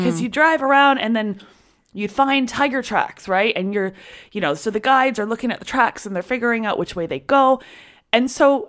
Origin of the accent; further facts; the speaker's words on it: Canada; I'm from Canada.